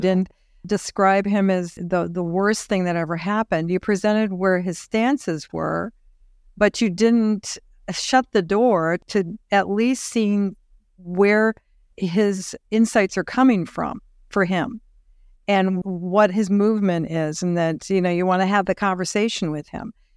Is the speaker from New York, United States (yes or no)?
no; Nebraska, United States; We're Nebraskans